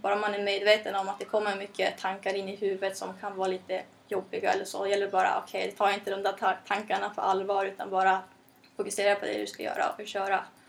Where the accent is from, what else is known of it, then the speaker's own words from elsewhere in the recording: Norrland, Sweden; jag kommer från Norrland